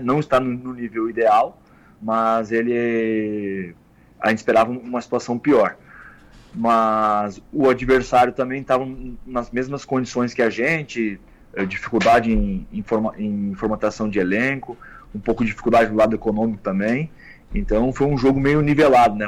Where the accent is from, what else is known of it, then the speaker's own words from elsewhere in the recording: Caxias do Sul, Rio Grande do Sul, Brazil; Eu sou natural de Caxias do Sul